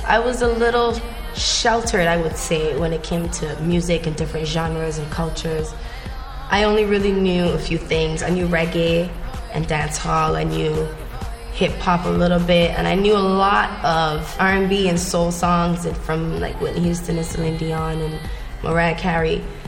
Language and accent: English; Barbados; now in United States; Growing up in Barbados